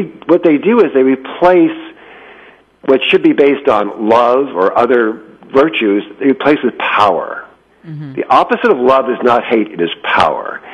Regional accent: United States; for other Americans

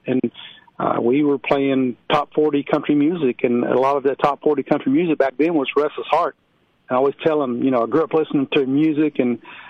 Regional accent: Lubbock, Texas, United States; also born or lived in Dallas, Texas; I was actually born in Dallas, but I was raised in Lubbock because I moved there at such an early age. So I always just say I'm from Lubbock.

